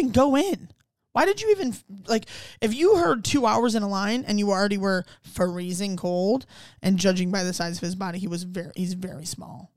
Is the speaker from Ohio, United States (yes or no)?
yes; Ohio, United States; also born or lived in Cleveland; I grew up in Ohio